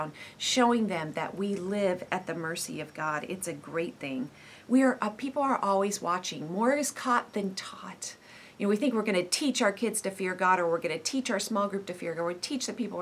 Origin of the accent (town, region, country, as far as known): United States